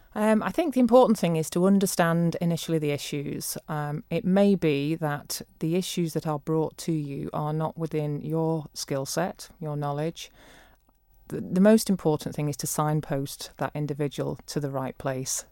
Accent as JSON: {"language": "English", "area": "Leicestershire", "region": "East Midlands", "country": "United Kingdom", "tie": "born or raised there", "moved": "as an adult", "lives_now": "Isle of Man", "said": "I'm not Manx-born. I was born in Leicestershire and I came to the Isle of Man in nineteen ninety-seven."}